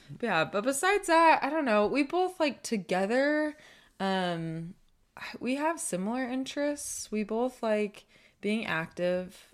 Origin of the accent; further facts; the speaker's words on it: Southern California, United States; moved away as an adult; also born or lived in Eugene, Oregon / Arizona; now in Utah, United States; we're both from Southern California